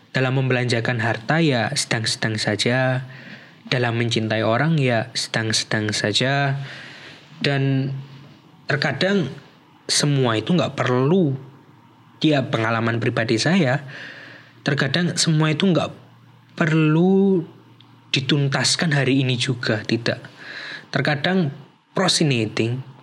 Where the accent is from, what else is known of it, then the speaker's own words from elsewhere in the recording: Java, Indonesia; Jadi dan hebatnya lagi nih orang Indonesia ini kita memiliki privilege sebagai orang Indonesia atau sebagai orang Jawa nih kayak saya yaitu dalam literatur Jawa